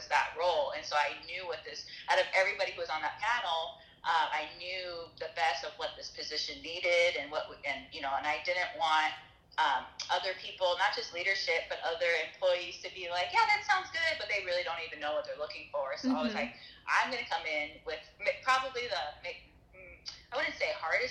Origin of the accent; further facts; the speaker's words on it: Whittier, California, United States; I was born and raised in Whittier, California, which is like a small town in Los Angeles